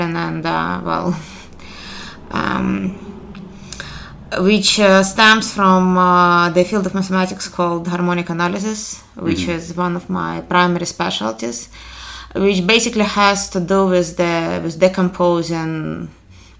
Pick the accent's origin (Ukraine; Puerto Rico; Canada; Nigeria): Ukraine; moved away as an adult; also born or lived in Kharkiv, Ukraine / Columbia, Missouri, United States; now in Minneapolis, United States; originally I'm from Ukraine, so my undergraduate education in particular is in Kharkiv, Ukraine